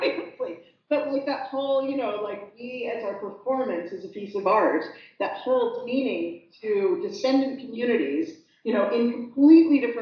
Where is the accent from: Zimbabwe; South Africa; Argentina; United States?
United States; now in Tasmania, Australia; I'm the American